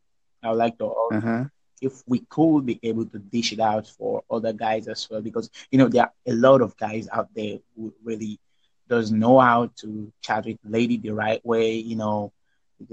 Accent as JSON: {"language": "English", "country": "Nigeria", "said": "I'm from Nigeria"}